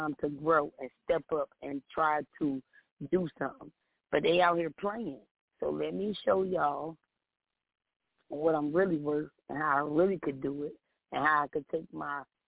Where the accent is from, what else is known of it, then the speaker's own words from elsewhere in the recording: Miami, Florida, United States; moved away; also born or lived in New Jersey / North Carolina (910); I was raised in Dade County. I was born in New Jersey. I was raised in Dade. And then I hit the 910